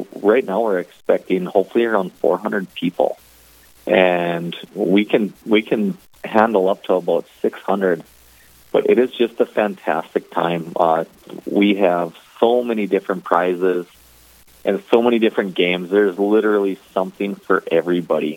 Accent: Grand Forks, North Dakota, United States; I was born and raised actually in Grand Forks.

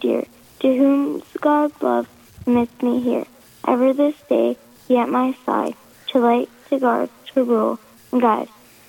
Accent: Glendon, Minnesota, United States; I am from Glendon, Minnesota.

